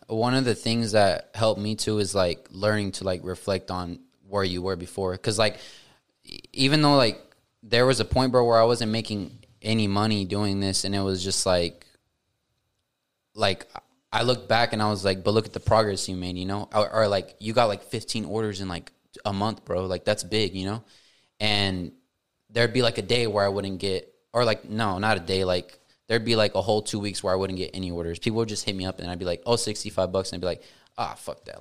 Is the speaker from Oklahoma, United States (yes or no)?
yes; Tuttle, Oklahoma, United States; I grew up in Tuttle